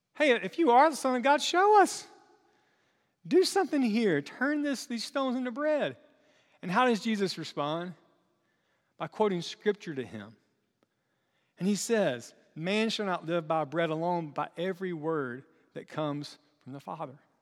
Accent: Chesnee, South Carolina, United States; small town places like where I'm from

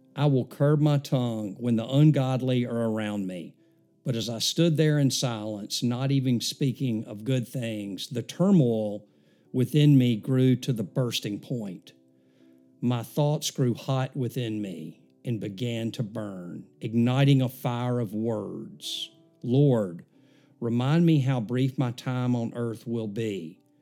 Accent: Mountain Brook, Alabama, United States; I grew up here in Mountain Brook in our community, um, lived here my whole life outside of going to Alabama in college.

